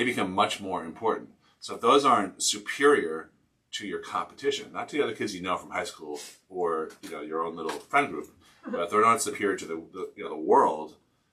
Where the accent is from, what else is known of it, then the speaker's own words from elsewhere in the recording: outside of Boston, Massachusetts, United States; when I was growing up outside of Boston in the 90s